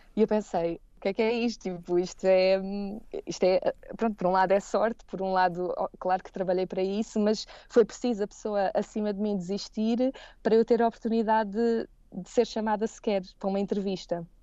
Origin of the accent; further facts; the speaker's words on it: Seixal, Setúbal, Portugal; moved away as an adult; also born or lived in Caparica; now in Heidelberg, Germany; Eu cresci e, e nasci no Seixal